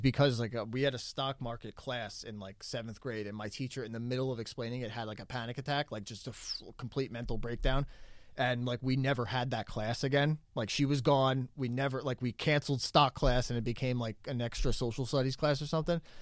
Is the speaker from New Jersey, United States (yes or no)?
yes; New Jersey, United States; I'm from New Jersey